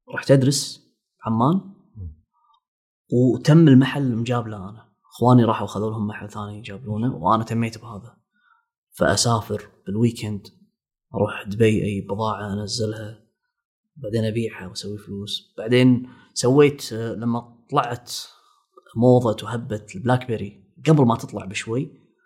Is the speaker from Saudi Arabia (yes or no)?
no; Kuwait; إحنا عندنا بالكويت